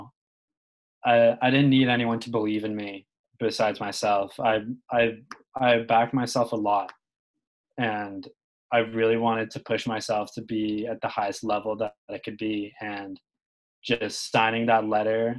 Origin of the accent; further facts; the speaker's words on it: Carlisle, Massachusetts, United States; I'm from Carlisle, Mass